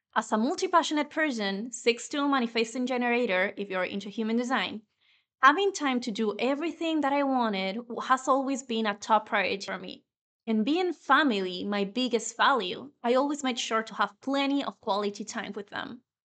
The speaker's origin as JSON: {"language": "English", "country": "Venezuela", "tie": "born or raised there", "first_language": "Spanish", "second_language": "English", "moved": "as an adult", "lives_now": "Spain", "said": "my native language is Spanish. I was born in Venezuela and I've been living in Spain for over 10 years now"}